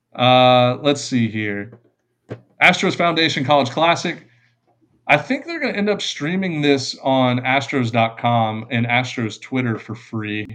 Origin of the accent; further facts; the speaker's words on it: Kingwood, Texas, United States; I'm from Kingwood, Texas